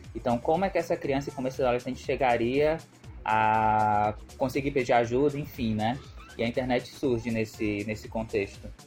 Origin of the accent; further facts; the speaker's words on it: Ceará, Brazil; sou cearense